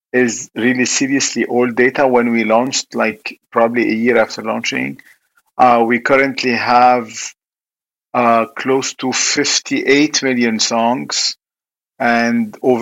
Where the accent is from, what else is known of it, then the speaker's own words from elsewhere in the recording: Lebanon; when I was young, you know, growing up in Lebanon, it was kind of war.